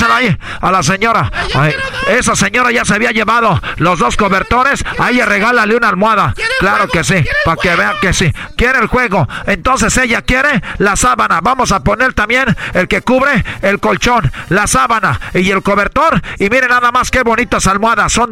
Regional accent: Mexico; como buenos mexicanos, {S5} necesitamos. pero, pero {S7} como buen mexicano mexicano, tenemos aquí

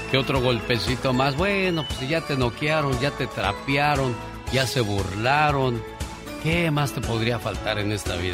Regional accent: Michoacán, Mexico; moved away; Porque un día salí de Michoacán, pero Michoacán nunca salió de mí.

